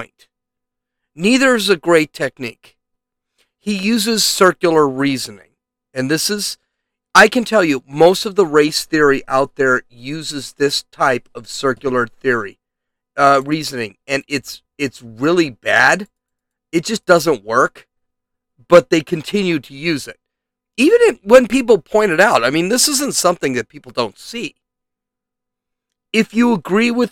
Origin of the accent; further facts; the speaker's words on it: United States; I consider myself American. I was born in America